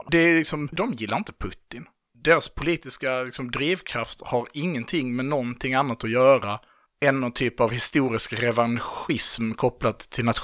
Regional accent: Poland; Och sen så är jag så här bara, men jag är ju polack.

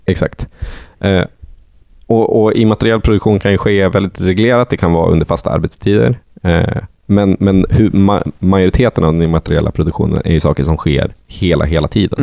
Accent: Sweden; där jag är ifrån, så utanför vinden

